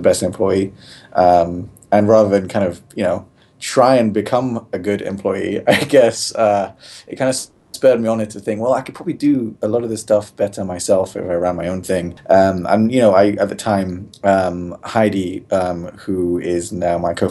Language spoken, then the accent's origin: English; London, United Kingdom; moved away as an adult; I'm actually originally from London, England. Born and bred. Place called Neasden in northwest London.